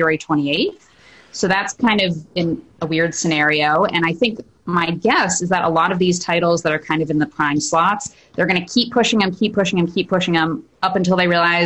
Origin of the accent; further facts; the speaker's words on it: Sudbury, Massachusetts, United States; I am from Sudbury, Massachusetts